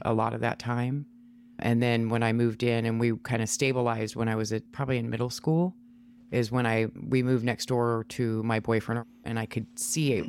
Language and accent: English; Washington, United States; also born or lived in Ohio; I was raised in Washington, moved here when I was like three years old